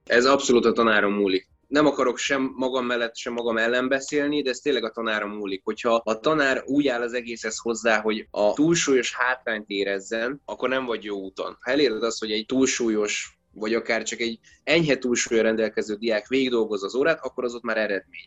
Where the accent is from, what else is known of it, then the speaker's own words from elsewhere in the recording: Esztergom, Komárom-Esztergom, Hungary; én Esztergomból származom, ott is nőttem fel, oda jártam iskolába